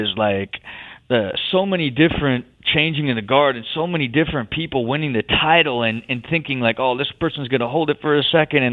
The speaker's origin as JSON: {"language": "English", "region": "Ohio", "country": "United States", "tie": "born or raised there", "said": "I'm born and raised in Ohio"}